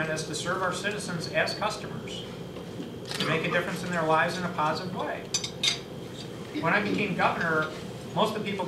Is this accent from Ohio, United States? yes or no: no; Battle Creek, Michigan, United States; I grew up in Battle Creek